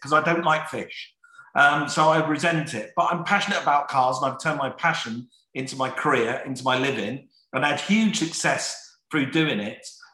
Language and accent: English; London, United Kingdom; in my family, and we're from South London, we're a poor family. From the age of 12, 13 years of age, my mum would kick me out the door